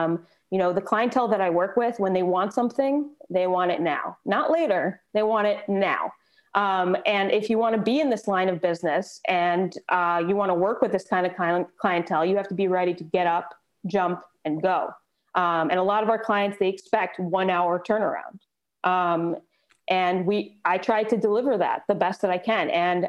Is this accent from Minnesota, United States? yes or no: no; Rochester, New York, United States; now in New York City, United States; I grew up in Rochester, New York.